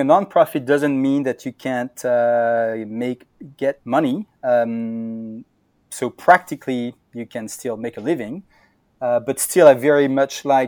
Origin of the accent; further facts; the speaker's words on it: Brittany, France; moved away as an adult; also born or lived in Berkeley, United States / New York, United States; I come from Brittany in France, so I'm more of a West Coast person.